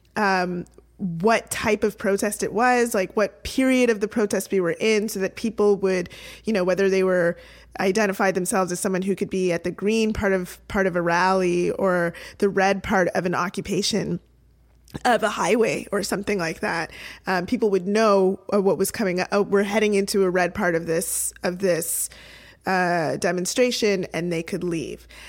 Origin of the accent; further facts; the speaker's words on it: Toronto, Ontario, Canada; my hometown Toronto